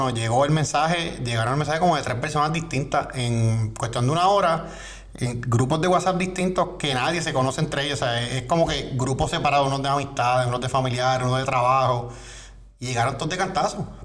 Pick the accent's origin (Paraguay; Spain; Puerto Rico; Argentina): Puerto Rico; Pero eso deja mucho que decir de la ética de nosotros como, como puertorriqueños.